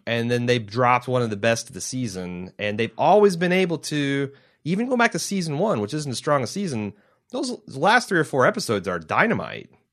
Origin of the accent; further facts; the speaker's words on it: Indiana, United States; I'm from Indiana.